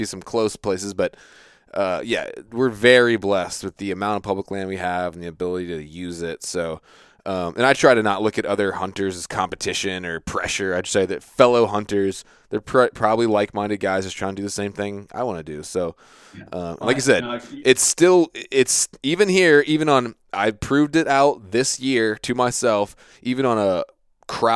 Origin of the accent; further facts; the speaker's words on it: Virginia Beach, Virginia, United States; I grew up in Virginia Beach, Virginia, which is where lots of Navy SEALs are based